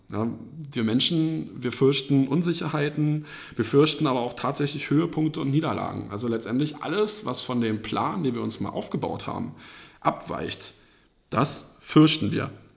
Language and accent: German; edge of Berlin, Germany; wohne in meinem eigenen Haus am Rand von Berlin, wo ich aufgewachsen bin